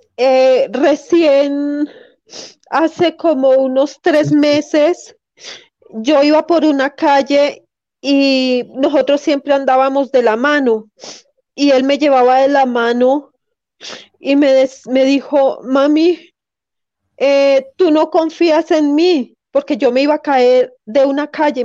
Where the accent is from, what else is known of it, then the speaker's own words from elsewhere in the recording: Colombia; Yo soy también colombiana.